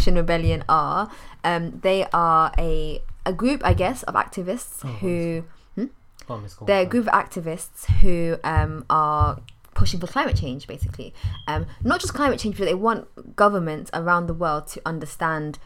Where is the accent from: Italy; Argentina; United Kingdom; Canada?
United Kingdom; London; I'm from East London